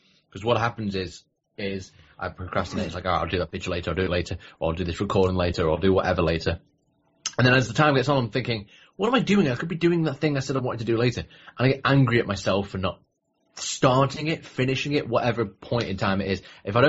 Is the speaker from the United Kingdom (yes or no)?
yes; Manchester, North West England, United Kingdom; Woo! My hometown.